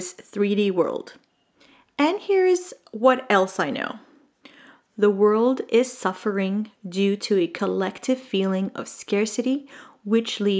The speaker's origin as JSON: {"language": "English", "country": "Jordan", "tie": "born or raised there", "said": "I grew up in the Middle East in a tiny little country called Jordan."}